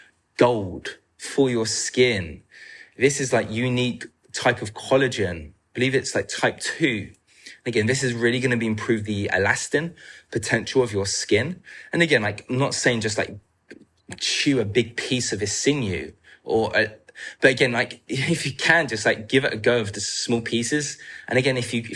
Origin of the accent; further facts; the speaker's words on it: England, United Kingdom; I'm from England